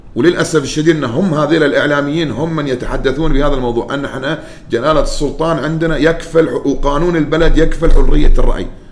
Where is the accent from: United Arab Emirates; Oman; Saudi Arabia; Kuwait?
Oman; انا كعماني